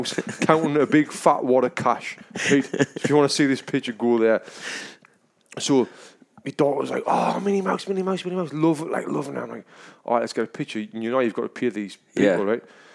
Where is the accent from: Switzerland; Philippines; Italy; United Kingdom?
United Kingdom; England; now in United States; I'm from England